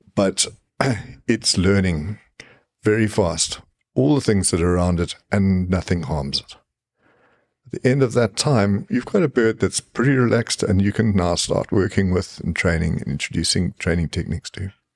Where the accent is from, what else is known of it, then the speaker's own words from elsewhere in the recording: Zimbabwe; now in South Africa; I grew up in Rhodesia, what now what is now Zimbabwe